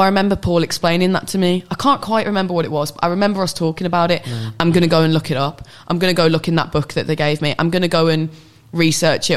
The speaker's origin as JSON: {"language": "English", "country": "United Kingdom", "tie": "born or raised there", "said": "who's grown up in the UK"}